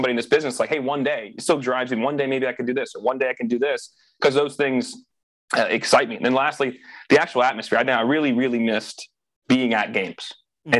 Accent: United States; I'm an American

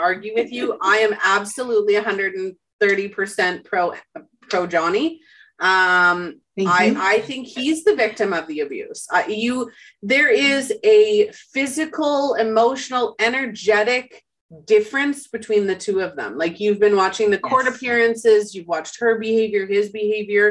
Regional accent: Winnipeg, Manitoba, Canada; I was born and raised in Winnipeg, Manitoba, Canada.

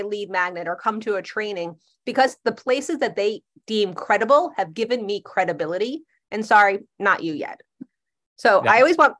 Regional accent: New Jersey, United States; I'm from Jersey. We're not shiny.

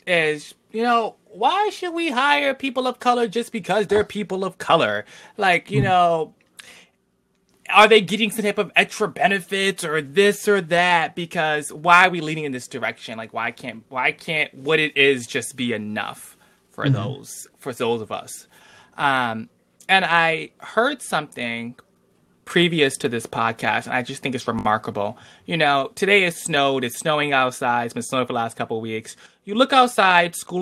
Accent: Bridgeport, United States; I'm from Bridgeport. Growing up, all my teachers were female, K through 12.

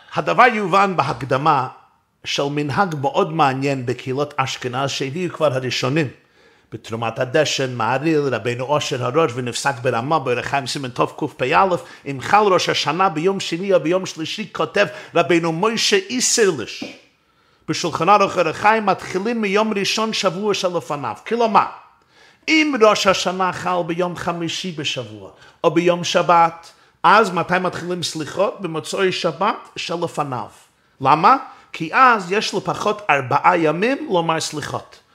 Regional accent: New York City, New York, United States; גדלתי בברוקלין, בצילו של הרבי מלובביץ'

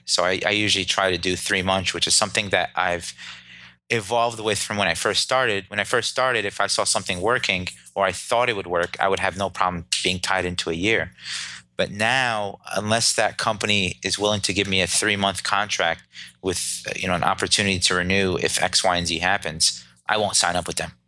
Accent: Clifton, New Jersey, United States; I was born and raised in Clifton, New Jersey

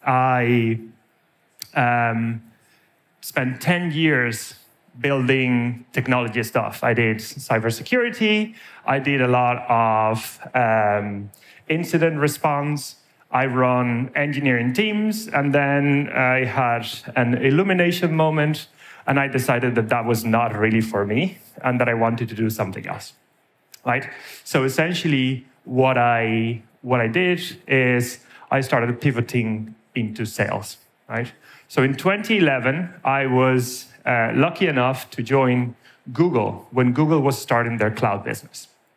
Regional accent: Spain; now in Ireland; As you can tell from my surname, I'm originally from Spain. As you can probably tell from my accent, I've spent half my life in Ireland.

